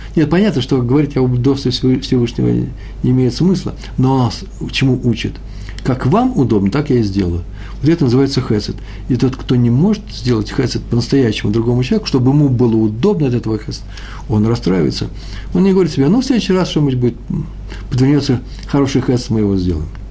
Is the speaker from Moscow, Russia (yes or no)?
yes; Moscow, Russia; accent: Moscow; я москвич